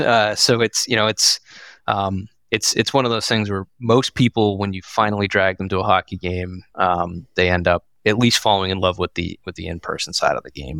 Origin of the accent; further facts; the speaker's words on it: Massachusetts, United States; I grew up in the Massachusetts area